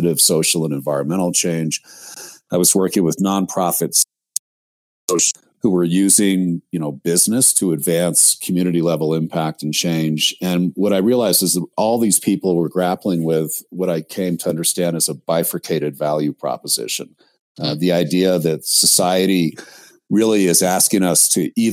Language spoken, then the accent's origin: English; outside of New York City, United States; I was raised outside of New York City